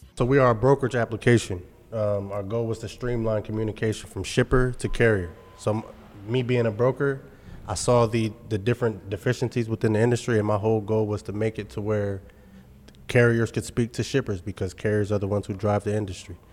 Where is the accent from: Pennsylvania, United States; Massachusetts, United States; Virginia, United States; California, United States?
Pennsylvania, United States; Carlisle; also born or lived in Texas; I'm from Carlisle, Pennsylvania